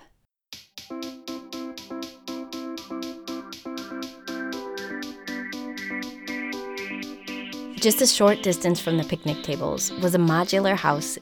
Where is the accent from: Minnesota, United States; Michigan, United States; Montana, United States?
Minnesota, United States; being from Minnesota